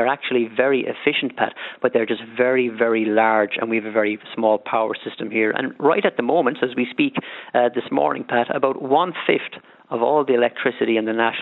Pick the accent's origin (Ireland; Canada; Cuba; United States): Ireland; We have a good rules-based democracy here in Ireland